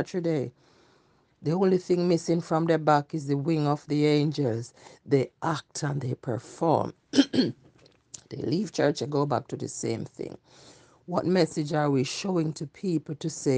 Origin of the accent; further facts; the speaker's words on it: Jamaica; moved away; when I was growing up in Jamaica, we serve one God